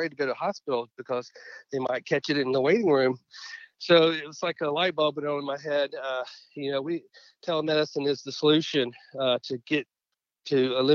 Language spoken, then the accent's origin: English; Pensacola, Florida area, coast of Mississippi, Southeast, United States; also born or lived in Gulfport, Mississippi / Mobile, Alabama; I grew up in the Southeast. Was born in Gulfport, Mississippi, but grew up in Pensacola, Florida area, and then moved over to the coast of Mississippi for middle school and high school.